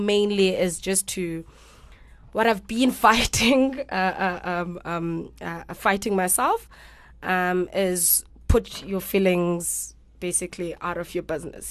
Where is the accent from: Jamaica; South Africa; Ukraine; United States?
South Africa; Grahamstown, Eastern Cape; moved away as an adult; I'm not from Cape Town. I'm from the Eastern Cape, Grahamstown